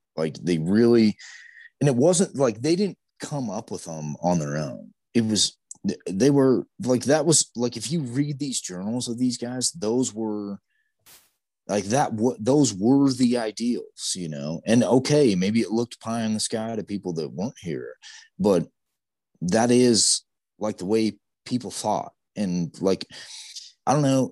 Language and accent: English; Great Basin, United States; growing up around the Great Basin